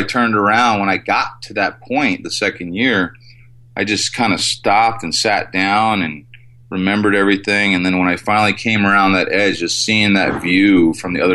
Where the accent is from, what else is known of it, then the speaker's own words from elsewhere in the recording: New Jersey, United States; I was born and raised in New Jersey